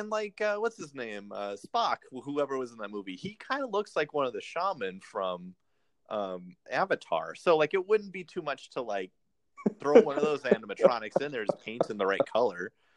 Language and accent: English; California, United States; I grew up in California, so I would cheer for stuff that was in the California ride